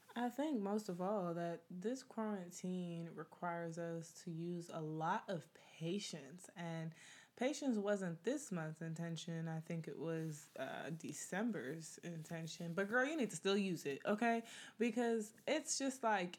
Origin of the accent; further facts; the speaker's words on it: United States; I'm from America, from the US